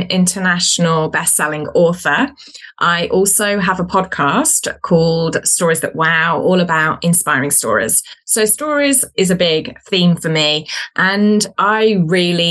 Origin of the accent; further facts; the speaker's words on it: Birmingham, West Midlands, United Kingdom; now in New Zealand; So I am originally from the UK, from the second biggest city called Birmingham. But I currently live in New Zealand